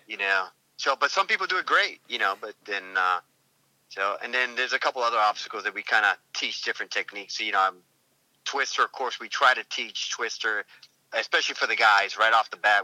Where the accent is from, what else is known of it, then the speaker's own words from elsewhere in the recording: New England, United States; I grew up in that area anyway. All that area up there is pretty, the White Mountains and all that. So I'm from New England.